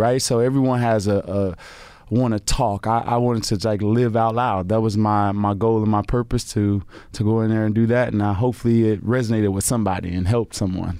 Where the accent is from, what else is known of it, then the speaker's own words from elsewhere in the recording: Chicago, Illinois, United States; moved away as an adult; my grandmother had a, you know, house on the south side of Chicago. We grew up in the Art Guild